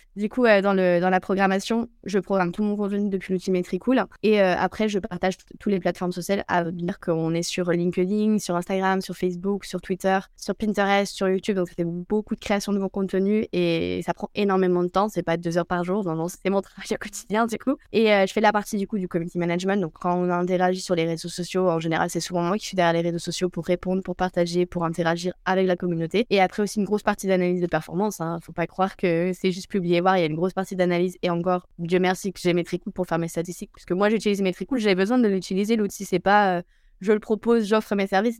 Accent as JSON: {"language": "French", "region": "Brittany", "country": "France", "also_born_or_lived": "Spain", "moved": "as an adult", "said": "je suis bretonne hein, de base"}